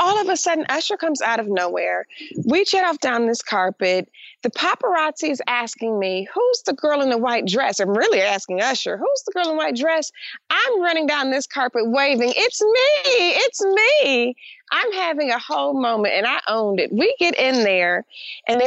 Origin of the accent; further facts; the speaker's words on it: Detroit, Michigan, United States; I grew up in Detroit, Michigan, which was 80% African-American or 88% African-American at the time.